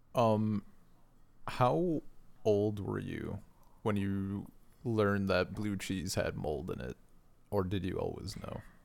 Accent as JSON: {"language": "English", "country": "United States", "tie": "born or raised there"}